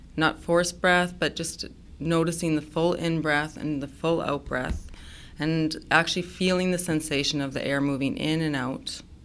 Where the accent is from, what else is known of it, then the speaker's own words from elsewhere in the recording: Saskatchewan, Canada; I come from Saskatchewan